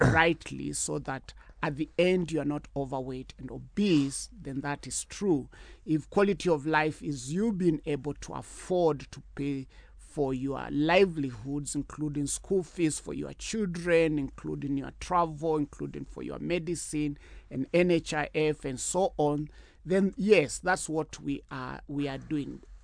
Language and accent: English; Kenya; as a Kenyan